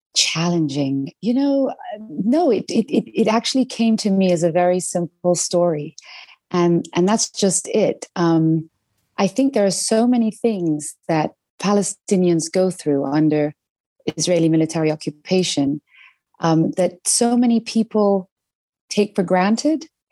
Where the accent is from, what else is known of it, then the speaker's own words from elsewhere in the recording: London, United Kingdom; growing up in London